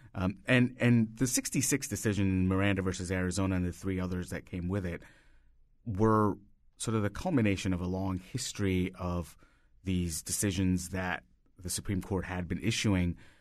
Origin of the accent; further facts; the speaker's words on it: India; moved away as an adult; now in United States; I grew up in India and I moved here, uh, sixteen years ago.